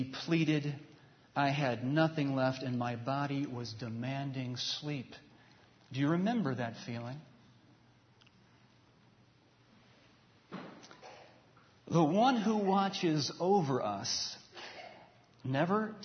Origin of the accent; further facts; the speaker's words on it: New York, United States; moved away; once I cross into the New York border, I've got 3 hours to my hometown.